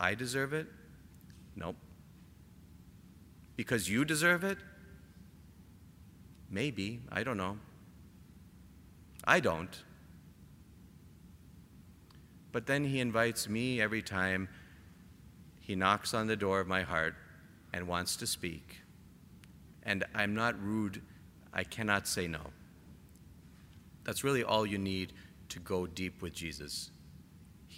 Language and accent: English; Canada; I'm Canadian